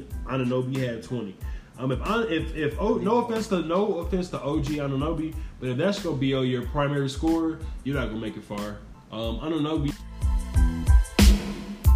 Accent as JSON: {"language": "English", "region": "Indiana", "country": "United States", "said": "we're from Indiana"}